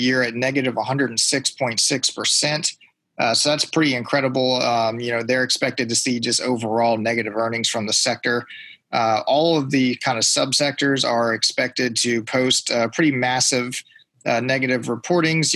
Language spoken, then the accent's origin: English; Central Virginia, United States; I grew up here in Central Virginia.